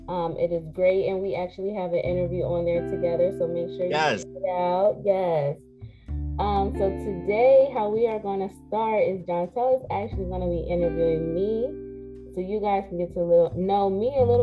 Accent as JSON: {"language": "English", "town": "Lancaster", "region": "Pennsylvania", "country": "United States", "tie": "born or raised there", "moved": "as an adult", "lives_now": "Harrisburg, United States", "said": "So I grew up in Lancaster. I went to McCaskey. So yeah, I'm from Lancaster. I moved to Harrisburg in 2016."}